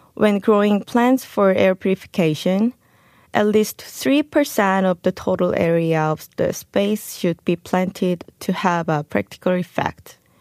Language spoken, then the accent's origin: English; South Korea; moved away as an adult; also born or lived in Chicago, United States; I was an ordinary Korean girl who was born and raised in Korea